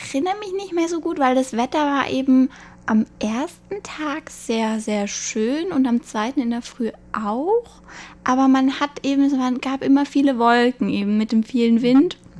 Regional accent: Munich, Bavaria, Germany; moved away as an adult; now in Taipei, Taiwan; ich komme aus München

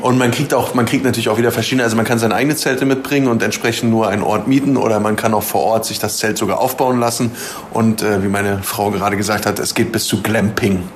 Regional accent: Berlin, Germany; now in Taiwan; ich komme ursprünglich aus Berlin

